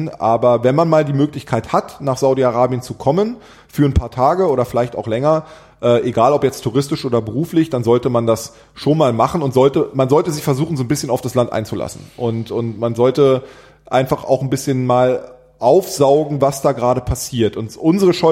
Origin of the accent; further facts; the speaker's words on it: Berlin, Germany; born there; ihr Kölner seid anders, wir Berliner, weil ja. ich bin gebürtiger Berliner.